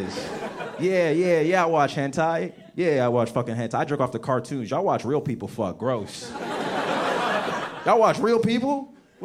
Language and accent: English; United States; also born or lived in Nigeria; I'm from Africa, but I grew up right outside of Washington, D.C.